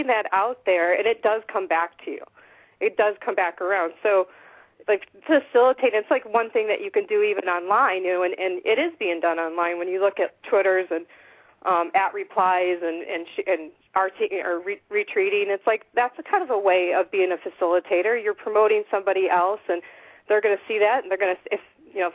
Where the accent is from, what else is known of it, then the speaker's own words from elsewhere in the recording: Midwest, United States; moved away; I was raised in the Midwest, so I most of my family's there.